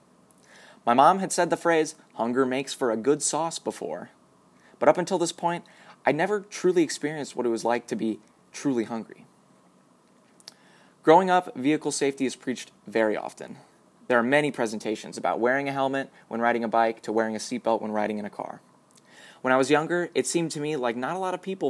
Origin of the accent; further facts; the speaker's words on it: United States; As an American citizen growing up in a well-off community